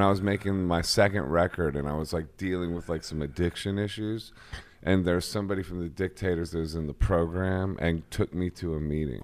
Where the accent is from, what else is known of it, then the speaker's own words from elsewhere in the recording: Akron, Ohio, United States; I'm from Akron